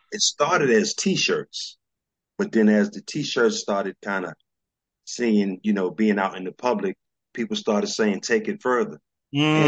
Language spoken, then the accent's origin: English; New York City, New York, United States; also born or lived in DC area; I'm a New Yorker. I was born and raised in New York.